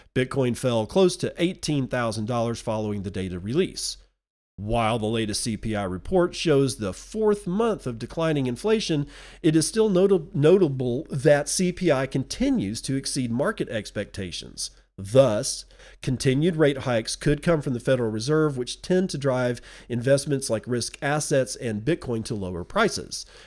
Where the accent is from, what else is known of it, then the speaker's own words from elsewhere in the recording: United Kingdom; Being British